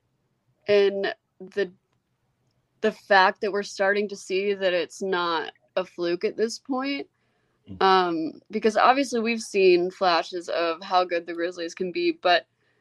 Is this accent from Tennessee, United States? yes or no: yes; Memphis, Tennessee, United States; I wouldn't have wanted to be raised anywhere else. I think being raised here really helped like shape who I am.